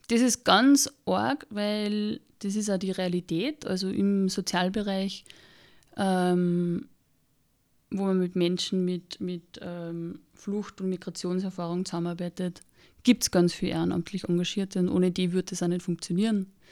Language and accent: German; Austria; ich bin am Land aufgewachsen und da war es einfach normal, dass man entweder bei der Feuerwehr ist oder bei der Blasmusikkapelle